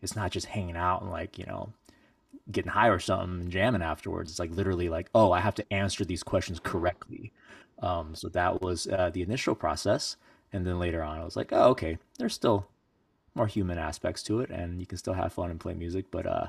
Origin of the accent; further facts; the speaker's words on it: China; born there; I was born in China a long, long time ago